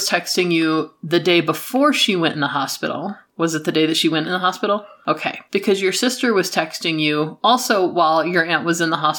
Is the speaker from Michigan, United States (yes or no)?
yes; Flint, Michigan, United States; I grew up in Flint, Michigan. I grew up around a lot of urban slang and Black American English.